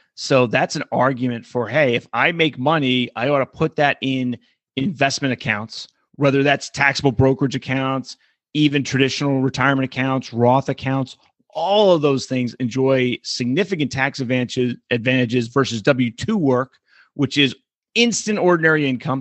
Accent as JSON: {"language": "English", "region": "California", "country": "United States", "said": "my home state of California"}